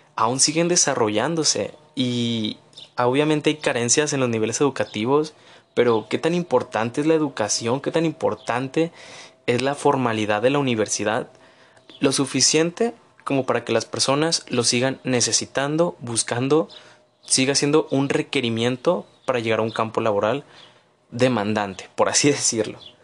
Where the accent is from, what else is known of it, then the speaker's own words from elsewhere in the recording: Mexico; como mexicanos